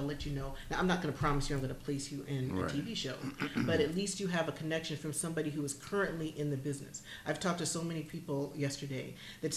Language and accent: English; Cleveland, Ohio, United States; I'm originally from Cleveland, Ohio